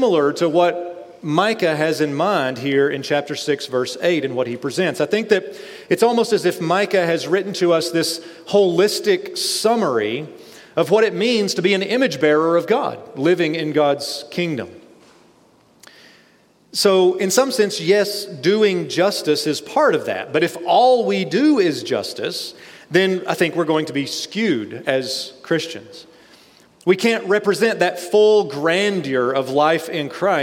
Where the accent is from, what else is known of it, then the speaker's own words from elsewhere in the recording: East Tennessee, United States; I'm from East Tennessee